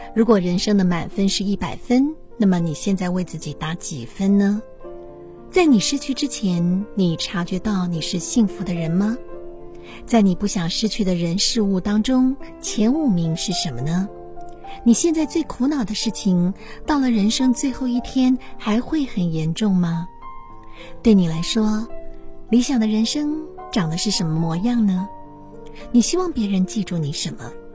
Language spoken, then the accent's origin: Chinese; China; 我们中国人